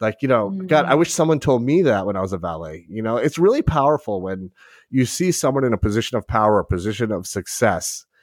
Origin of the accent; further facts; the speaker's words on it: South Shore of Long Island, New York, United States; I grew up on the South Shore, which is a very blue collar